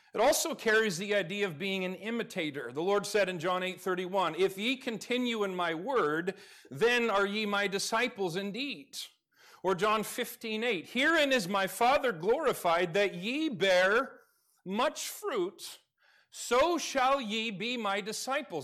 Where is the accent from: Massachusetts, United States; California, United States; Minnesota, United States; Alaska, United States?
Alaska, United States; moved away; I grew up in Alaska.